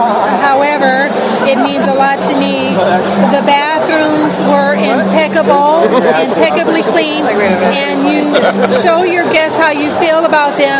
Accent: Los Angeles, California, United States; I'm from South Central

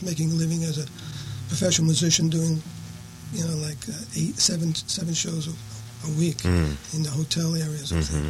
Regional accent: New York City, New York, United States; I'm from New York City.

